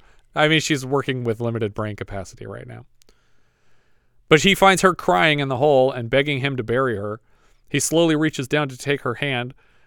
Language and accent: English; Camarillo, California, United States; If this was me in my hometown of Camarillo where we live right now